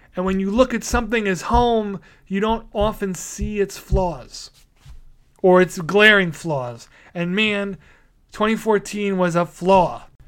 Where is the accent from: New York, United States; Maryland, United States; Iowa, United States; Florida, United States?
New York, United States; New York City; Staten Island, my hometown